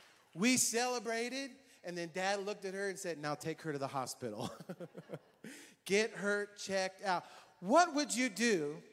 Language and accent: English; Hamilton, Ohio, United States; born there; In 1979, I was born in Hamilton, Ohio.